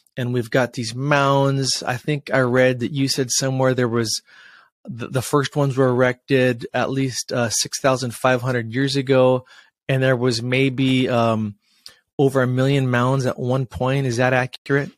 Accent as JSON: {"language": "English", "region": "Washington", "country": "United States", "tie": "born or raised there", "said": "Washington State. That's my home state here"}